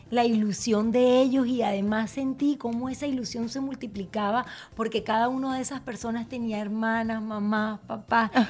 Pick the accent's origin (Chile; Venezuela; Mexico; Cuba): Venezuela; no solo como venezolanos, sino como latinos se van a sentir orgullosos de, lo, que, representamos y de lo que somos.